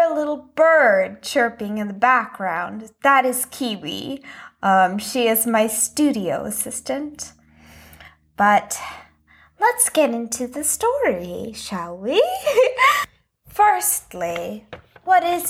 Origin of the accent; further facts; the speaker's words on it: Texas, United States; moved away as an adult; also born or lived in Old Lyme, Connecticut; I was born in Texas